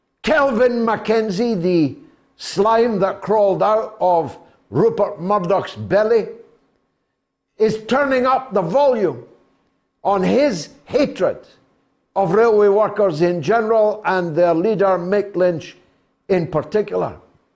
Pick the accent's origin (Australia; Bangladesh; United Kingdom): United Kingdom; who in all weathers, and because we're British, oftentimes in shorts, in sub-zero temperatures, bring your mail to your door every day